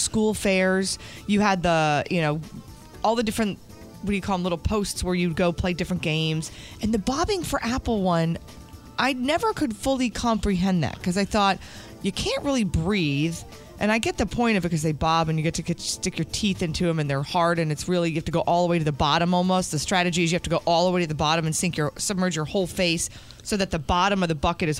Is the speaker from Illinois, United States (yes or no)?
no; New Jersey, United States; I grew up in New Jersey.